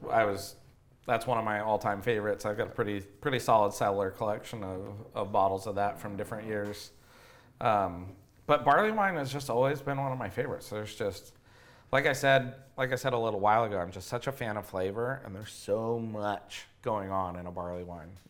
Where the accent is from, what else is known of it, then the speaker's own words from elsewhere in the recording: Chico, California, United States; I grew up in Chico, California, which is home of Sierra Nevada